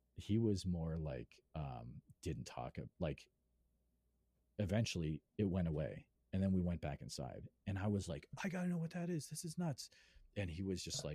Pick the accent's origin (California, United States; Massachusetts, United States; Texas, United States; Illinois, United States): Massachusetts, United States; Western; moved away as an adult; now in Iowa, United States; I grew up in Western Mass, I moved out to Iowa